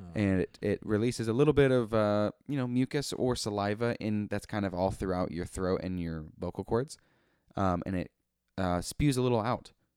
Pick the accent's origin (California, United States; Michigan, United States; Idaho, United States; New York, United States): Idaho, United States; Coeur d'Alene; also born or lived in Spokane, Washington; a person that lives in the city of Coeur d'Alene, Idaho. Um, I was born in Spokane, Washington. Um, however, my parents are, were living in the state of Idaho